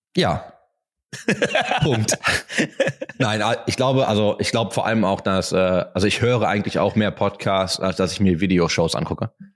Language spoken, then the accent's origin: German; Duisburg, North Rhine-Westphalia, Germany; now in Berlin, Germany; komme ich aus Duisburg. Aus dem wunderschönen Duisburg.